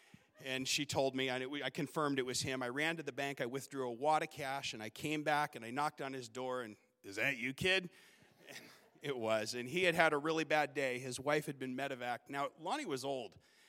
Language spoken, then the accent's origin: English; Southern California, United States; now in Alaska, United States; And growing up in Southern California, I'd never felt at home. But in Alaska, I felt at home. And that winter, I made Alaska my home.